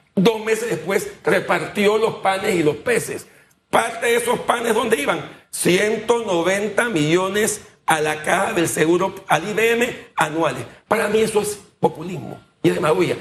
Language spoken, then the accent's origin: Spanish; Panama; los panameños somos un poco apáticos